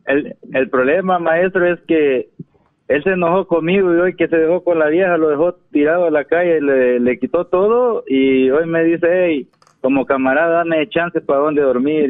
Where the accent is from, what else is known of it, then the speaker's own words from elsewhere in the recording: Ahuachapán, El Salvador; yo soy de, El Salvador